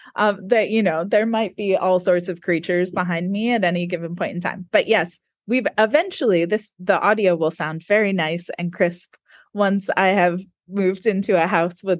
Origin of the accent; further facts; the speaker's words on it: United States; accent: American; now in New Zealand; we both have American accents.